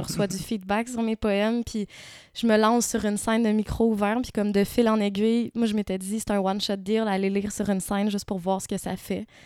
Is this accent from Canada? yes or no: yes; Quebec, Canada; also born or lived in Morocco / Montreal; J'ai grandi principalement euh, au Québec, mais j'ai passé, entre autres, mon adolescence au Maroc.